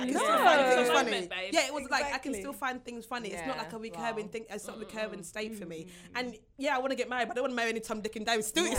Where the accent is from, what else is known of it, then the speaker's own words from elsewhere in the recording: Nigeria; being a Nigerian woman who is, since I was 21, been told, where's your husband, where's your husband?